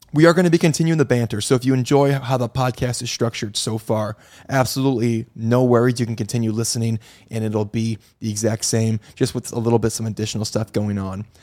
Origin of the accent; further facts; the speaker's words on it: Midwest, United States; now in Florida, United States; I'm from the Midwest. I live in Florida now